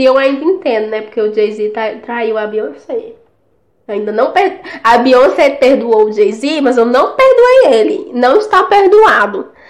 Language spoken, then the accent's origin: Portuguese; São Luís, Maranhão, Brazil; a gente é de lá, né? A gente é do Nordeste, São Luís.